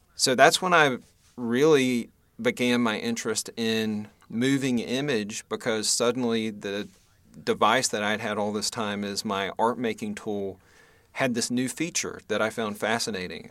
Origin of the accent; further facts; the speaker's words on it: Western North Carolina, United States; also born or lived in Greensboro, North Carolina; I was born in North Carolina, uh, actually in Western North Carolina, kind of between Boone and Asheville